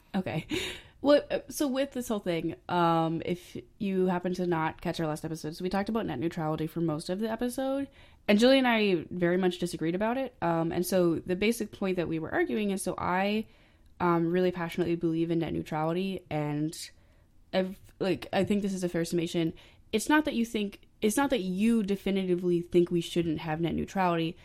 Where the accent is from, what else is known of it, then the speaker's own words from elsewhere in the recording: Maine, United States; I'm from Maine